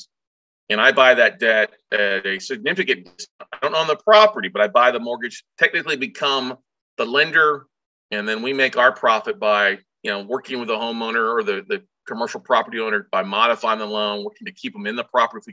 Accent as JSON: {"language": "English", "region": "Texas", "country": "United States", "said": "I'm from Texas"}